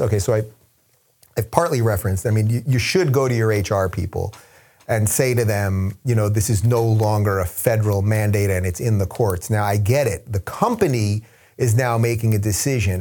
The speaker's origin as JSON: {"language": "English", "region": "New York", "country": "United States", "moved": "yes", "lives_now": "California, United States", "said": "I am from New York, and I live in California for now"}